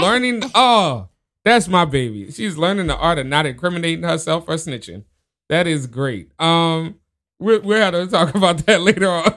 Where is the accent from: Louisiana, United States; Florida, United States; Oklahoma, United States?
Louisiana, United States; New Orleans; born or raised there; now in Tacoma, United States